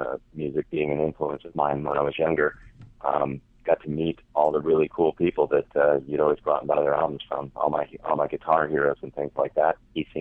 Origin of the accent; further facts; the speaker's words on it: Midwest, United States; also born or lived in Colorado; now in North Carolina, United States; I grew up in Midwest and then moved to Colorado.